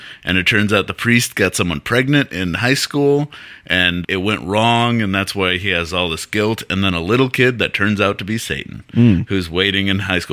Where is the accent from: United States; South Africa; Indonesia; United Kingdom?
United States; Bolton, Massachusetts; now in Los Angeles, United States; I grew up in Bolton, Massachusetts.